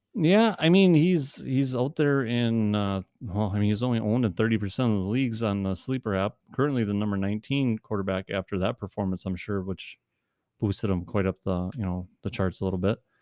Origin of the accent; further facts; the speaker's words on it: Wisconsin, United States; we are from the Wisconsin area, in case you can't tell by our awesome voices